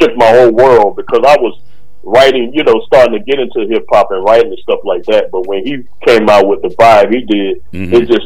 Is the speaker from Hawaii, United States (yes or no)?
no; Orlando, Florida, United States; born or raised there